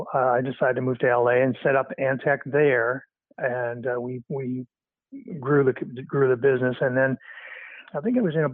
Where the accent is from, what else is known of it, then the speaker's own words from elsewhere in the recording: Canada; moved away as an adult; also born or lived in Toronto; I grew up in Canada. I moved to Los Angeles to set up Regenix in 1984